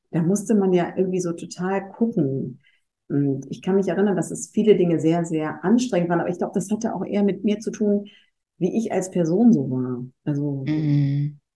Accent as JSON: {"language": "German", "region": "North Rhine-Westphalia", "country": "Germany", "tie": "born or raised there", "said": "ich bin halt am Niederrhein aufgewachsen, in einem kleinen Dorf"}